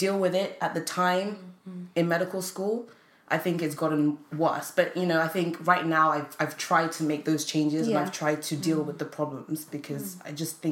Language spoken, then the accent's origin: English; London, United Kingdom; I grew up in London